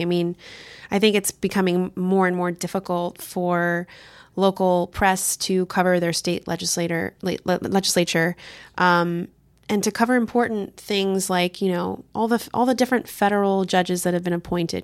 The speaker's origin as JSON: {"language": "English", "region": "California", "country": "United States", "tie": "born or raised there", "also_born_or_lived": "Texas", "moved": "yes", "lives_now": "Washington, D.C., United States", "said": "I grew up in California and I lived in Texas for a time"}